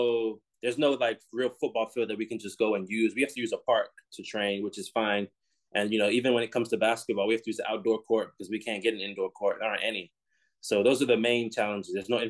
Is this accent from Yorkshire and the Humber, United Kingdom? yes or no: no; London, United Kingdom; also born or lived in Texas; Oh, we're from London.